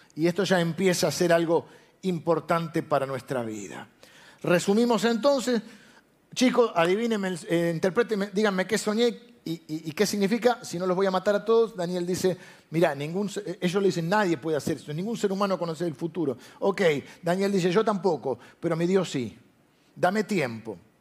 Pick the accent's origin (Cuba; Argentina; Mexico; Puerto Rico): Argentina; yo soy argentino